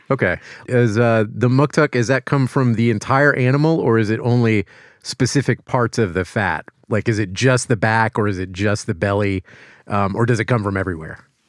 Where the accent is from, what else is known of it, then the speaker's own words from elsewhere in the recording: Louisiana, United States; moved away; I'm from Louisiana